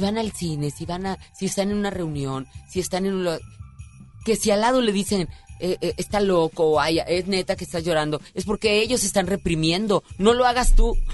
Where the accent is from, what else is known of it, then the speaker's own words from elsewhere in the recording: Mexico; aquí en mi tierra que, que adoro